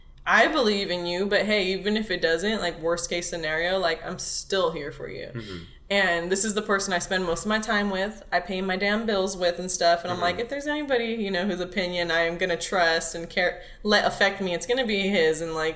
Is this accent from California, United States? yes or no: yes; Los Angeles, California, United States; I was born out in Mission Hills, which is out in this area. But I've lived in City Terrace, East LA, West Los Angeles, La Puente, Montebello, Pico, everywhere in LA.